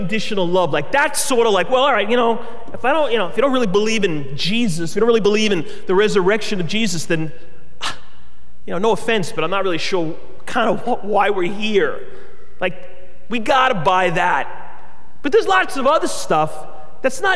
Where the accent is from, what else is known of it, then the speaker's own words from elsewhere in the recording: United States; I love being an American, and I'm grateful for it